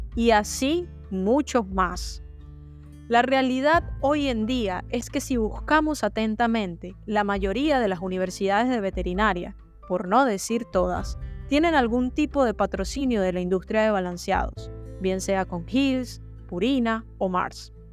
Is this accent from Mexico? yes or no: no; Venezuela; una de las cinco facultades que ofrecía la carrera de veterinaria en mi país, Venezuela